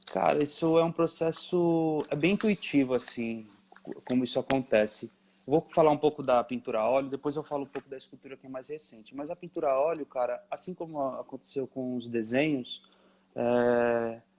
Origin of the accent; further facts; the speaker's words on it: São Paulo, Brazil; sou de São Paulo, nasci em São Paulo, é, criado, nasci e criado em São Paulo, na Zona Leste.